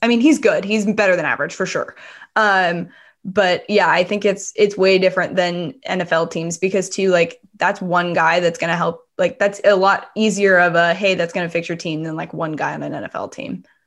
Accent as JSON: {"language": "English", "area": "Bay Area", "region": "California", "country": "United States", "said": "I'm from the Bay Area"}